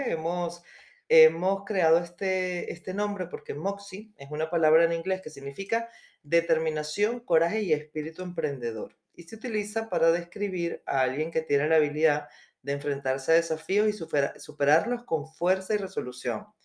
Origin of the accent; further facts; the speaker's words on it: Venezuela; moved away; also born or lived in Spain / Colombia; eh, soy de Venezuela, este, vivo, bueno, emigré hace ya el año